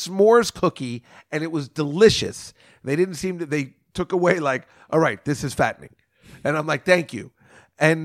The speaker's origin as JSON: {"language": "English", "town": "Edison", "region": "New Jersey", "country": "United States", "said": "I live in Edison, New Jersey. I'm from Edison, New Jersey"}